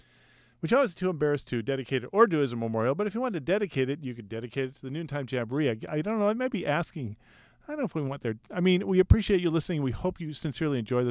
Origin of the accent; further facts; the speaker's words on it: Portland, Oregon, United States; Portland, Oregon, my hometown